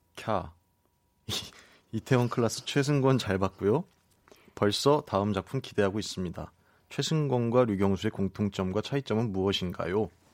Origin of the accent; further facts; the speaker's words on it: Seoul Capital Area, South Korea; 저는 수도권이요